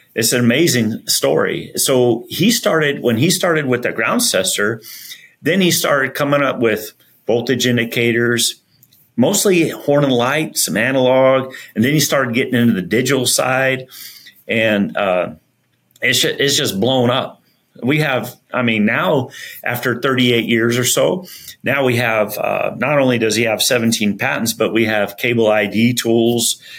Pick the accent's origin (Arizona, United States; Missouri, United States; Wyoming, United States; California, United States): Arizona, United States; Benson; also born or lived in Flagstaff, Arizona; grew up all my life really in Arizona, and um, went to high school in Arizona